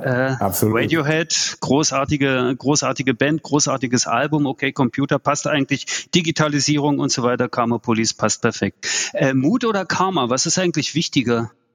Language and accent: German; East Germany, Germany; also ich bin in der DDR geboren